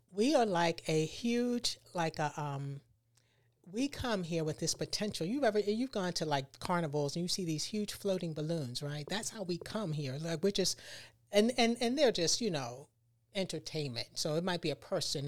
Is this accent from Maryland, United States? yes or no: yes; Baltimore, Maryland, United States; moved away as an adult; now in Tampa, United States; I'm from Baltimore, Maryland